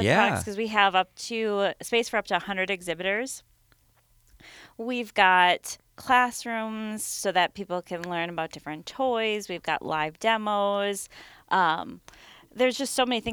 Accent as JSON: {"language": "English", "region": "central Minnesota", "country": "United States", "said": "we come from a very small town in central Minnesota"}